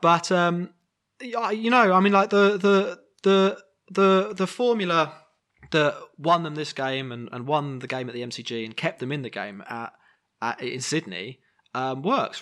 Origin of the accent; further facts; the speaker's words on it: England, United Kingdom; we are all English